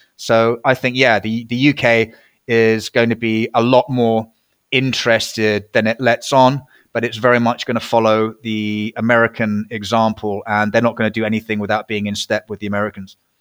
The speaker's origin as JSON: {"language": "English", "country": "United Kingdom", "said": "I was a Brit"}